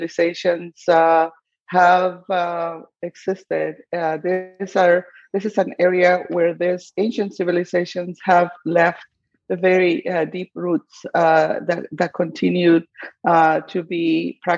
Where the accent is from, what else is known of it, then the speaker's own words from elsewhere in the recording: Guatemala; I grew up in Guatemala